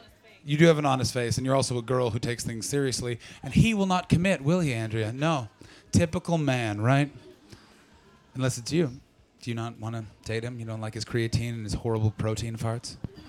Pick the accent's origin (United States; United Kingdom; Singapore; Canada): Canada; Ottawa Valley, Ontario; moved away; I'm from the Ottawa Valley.